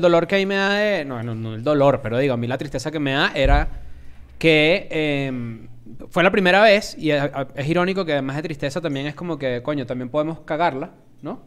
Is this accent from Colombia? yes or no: no; Venezuela; also born or lived in Argentina; now in Mexico City, Mexico; somos venezolanos y cuando yo me mudé a México